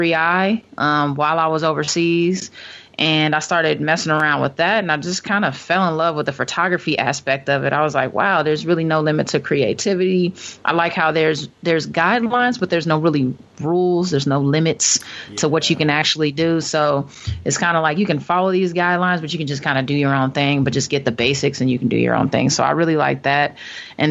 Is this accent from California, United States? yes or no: yes; Los Angeles, California, United States; played with the LA Sparks, my hometown.